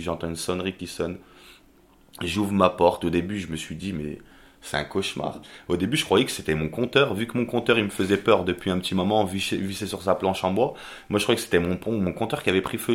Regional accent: Albertville, Auvergne-Rhône-Alpes, France; moved away as an adult; now in Toulouse, France; je suis originaire de Savoie d'Albertville très précisément

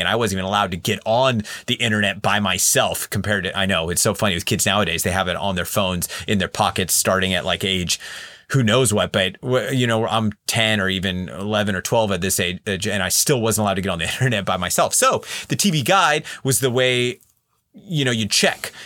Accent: Central Valley, California, United States; I was born and raised in the Central Valley, California

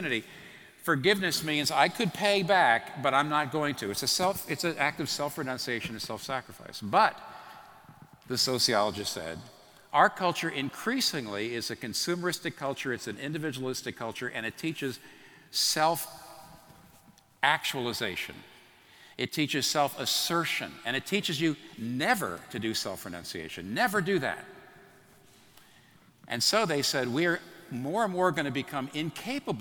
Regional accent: Pennsylvania, United States; where I grew up in Pennsylvania

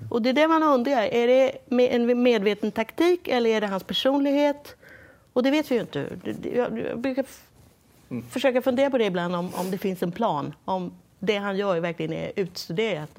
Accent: Sweden; now in United States; som svensk reportör från USA

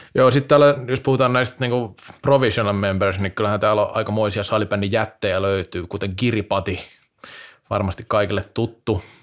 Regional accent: Vaasa, Ostrobothnia, Finland; kotikaupungistani Vaasasta

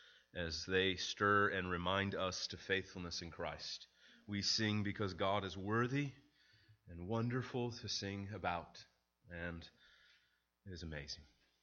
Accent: St. Louis, Missouri, United States; I remember growing up in St. Louis where that kind of headline, a death row inmate found innocent, was really a common theme, particularly in Illinois and in Missouri.

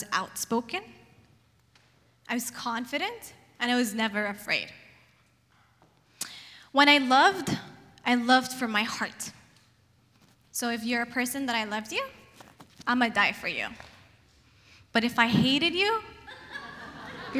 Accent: Yemen; now in Portland, United States; I come from Yemen, Middle East, very male-dominant society.

